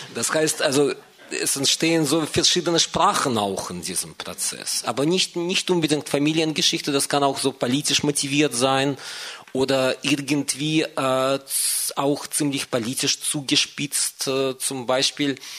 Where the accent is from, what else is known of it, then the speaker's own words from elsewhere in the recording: Moscow, Russia; moved away; ich bin ursprünglich aus Moskau